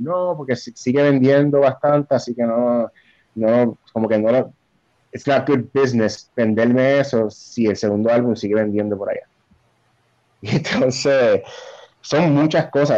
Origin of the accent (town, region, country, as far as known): Puerto Rico